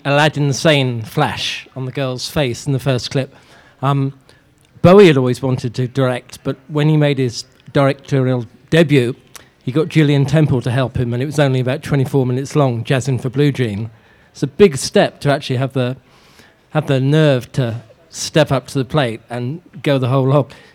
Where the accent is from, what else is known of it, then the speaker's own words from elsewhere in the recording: England, United Kingdom; Um, I'm English, though, as you can tell.